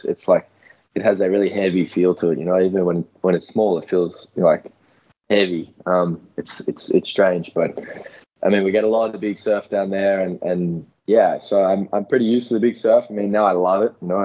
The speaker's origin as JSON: {"language": "English", "town": "Melbourne", "region": "Victoria", "country": "Australia", "moved": "as an adult", "lives_now": "Portugal", "said": "obviously I'm from Australia. I'm from Melbourne, Australia."}